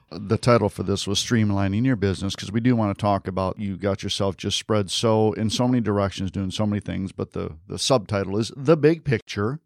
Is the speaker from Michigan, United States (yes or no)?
yes; Michigan, United States; moved away; I'm from Michigan originally